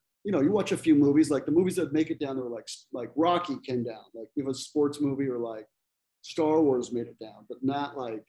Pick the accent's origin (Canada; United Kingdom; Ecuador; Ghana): Ecuador; moved away as an adult; also born or lived in El Salvador / Costa Rica; now in United States; Well, I grew up in Ecuador mostly. Ecuador, Salvador, and Costa Rica, but majority was in Ecuador. And then I moved to the States to come to go to college, and I was, you know, I was 18 or whatever.